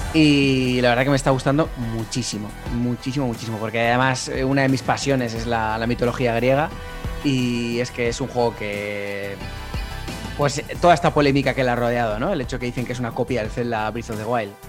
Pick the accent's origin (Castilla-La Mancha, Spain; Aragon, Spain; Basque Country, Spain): Basque Country, Spain; Vasco soy muy vasco, ¿eh? Muy, muy vasco